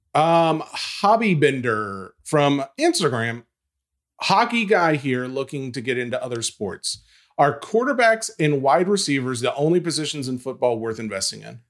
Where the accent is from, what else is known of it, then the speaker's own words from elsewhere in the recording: Tennessee, United States; I'm from Tennessee when I'm calling Lafayette Lafayette. Um, that's how we say it down here